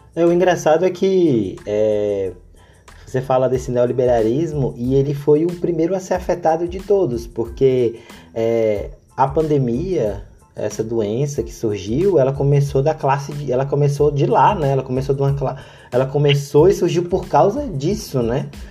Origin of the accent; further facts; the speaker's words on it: Brazil; nós brasileiros temos uma tendência de americanizar